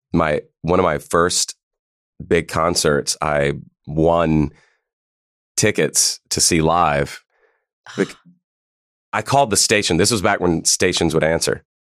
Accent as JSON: {"language": "English", "region": "Pennsylvania", "country": "United States", "said": "I'm from Pennsylvania, so he was like seeing them when they before they even blew up"}